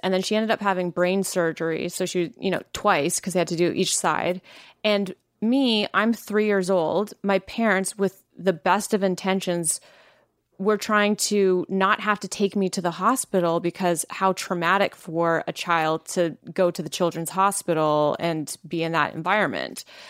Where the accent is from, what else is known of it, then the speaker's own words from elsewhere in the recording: Langley, British Columbia, Canada; I am from Langley